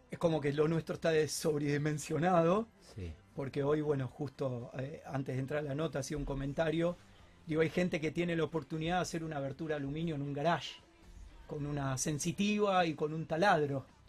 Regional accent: Argentina; en Argentina estamos acostumbrados a los momentos críticos

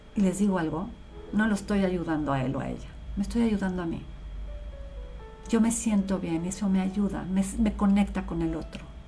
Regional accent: Mexico; yo soy mexicana 100% hecha en México y vivo en México, he vivido toda mi vida

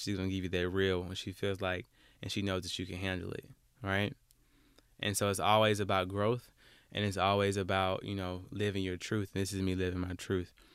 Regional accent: Alabama, United States; I'm from Alabama

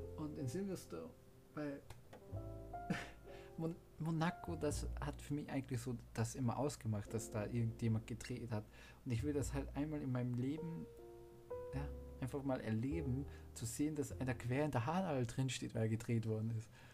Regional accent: Austria; ich bin Österreicher

